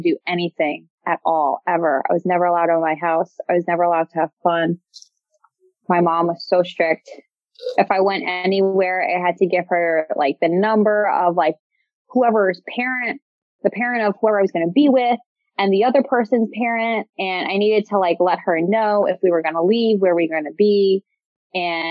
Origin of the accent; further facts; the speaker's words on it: Hicksville, New York, United States; I grew up in Hicksville